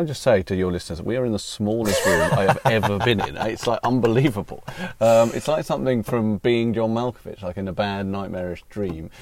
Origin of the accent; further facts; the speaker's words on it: United Kingdom; also born or lived in United States; I'm a British citizen. I've lived my whole life here, apart from being born in America